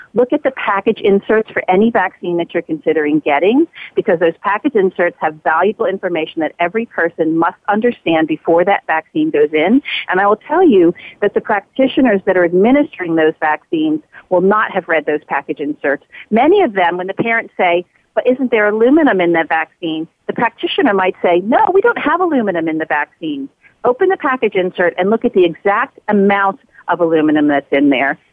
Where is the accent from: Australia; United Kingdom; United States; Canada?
United States; as a person growing up in the United States